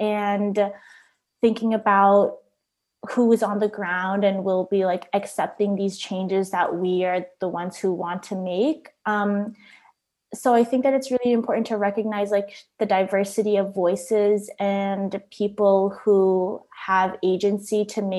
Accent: Philippines; I also spent time growing up in the Philippines. I went to elementary school partially there

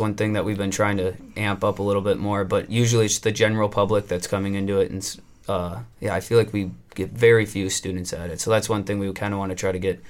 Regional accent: Wrightstown, Wisconsin, United States; I'm from by Green Bay. It's a little town called Wrightstown. So it's located right between Green Bay and Appleton.

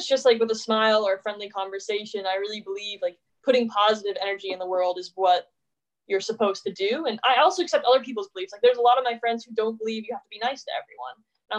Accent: the South, United States; I'm from the South, so there's a lot of religious stuff that it seems more brainwashy.

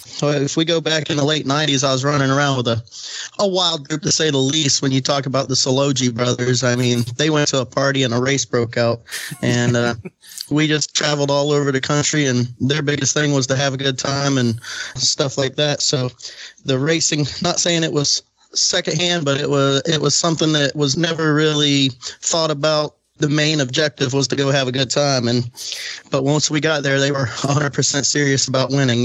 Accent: Florida, United States; they all called us the alligators because we're from Florida

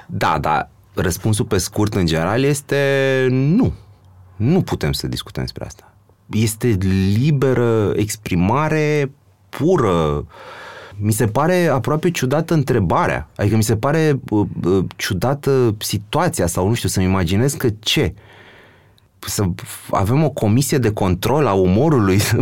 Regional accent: Romania; noi ca român

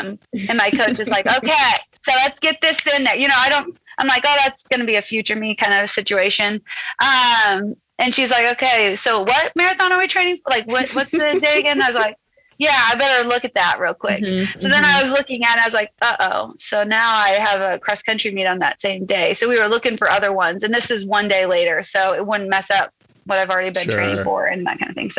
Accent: Omaha, Nebraska, United States; moved away; I grew up in Omaha, Nebraska.

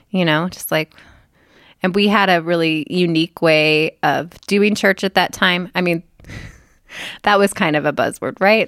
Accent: Kansas, United States; moved away; also born or lived in Oklahoma; I grew up in Kansas

